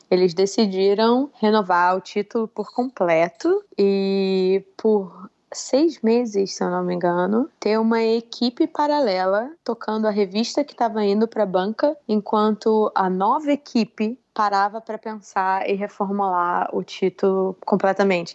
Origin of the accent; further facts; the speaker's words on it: Rio de Janeiro, Brazil; moved away as an adult; also born or lived in São Paulo; now in New York, United States; eu saí do Rio assim que me formei